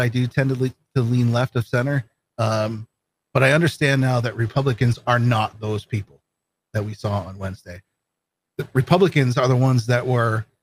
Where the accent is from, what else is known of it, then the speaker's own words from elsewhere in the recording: Vermont, United States; now in Maine, United States; I grew up in Vermont. I live in Maine now